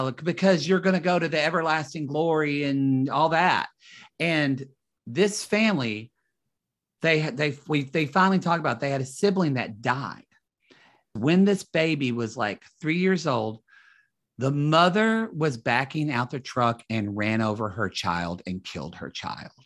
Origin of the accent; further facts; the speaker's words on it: Southern Oklahoma, United States; moved away as an adult; also born or lived in Dallas, Texas; now in Los Angeles, United States; me in Oklahoma